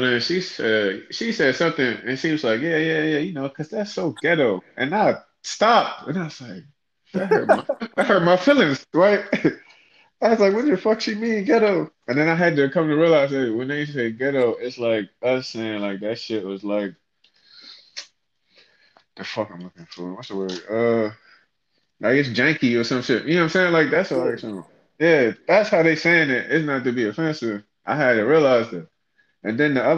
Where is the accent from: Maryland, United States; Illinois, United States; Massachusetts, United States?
Maryland, United States; Fort Washington; moved away; I grew up in Fort Washington.